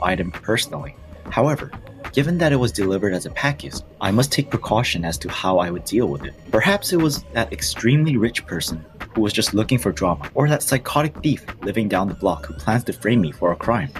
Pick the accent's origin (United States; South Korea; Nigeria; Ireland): South Korea; from South Korea.